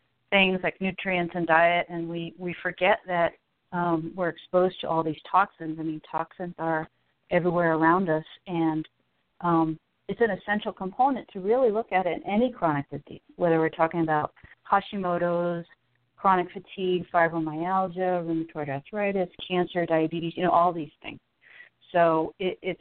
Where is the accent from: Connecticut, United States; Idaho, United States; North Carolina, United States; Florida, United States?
Connecticut, United States; moved away; I'm originally from Connecticut